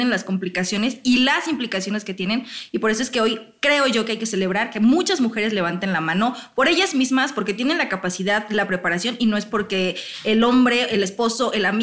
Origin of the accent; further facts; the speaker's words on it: Morelos, Mexico; Yo soy de Morelos, justamente.